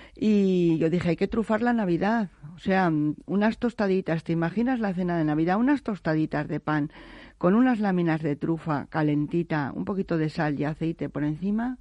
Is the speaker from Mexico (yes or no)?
no; Navaleno, Castile and León, Spain; vengo de un pueblo de Soria, que es Navaleno, que yo siempre digo que es la cuna de la micología. En donde yo, yo he nacido y me he movido entre canastas de setas y trufa